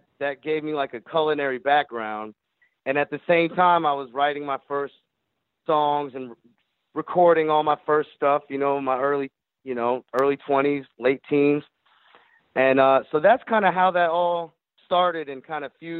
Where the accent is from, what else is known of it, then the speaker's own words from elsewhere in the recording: Jacksonville, Florida, United States; also born or lived in Michigan; As a young teenager, growing up in Jacksonville, Florida